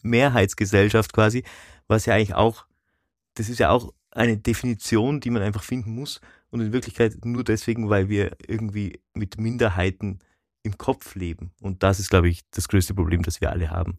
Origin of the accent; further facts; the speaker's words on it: Kleinwalsertal, Vorarlberg, Austria; ich quasi in einem Tal aufgewachsen bin, das zu Österreich gehört, aber sehr deutsch geprägt war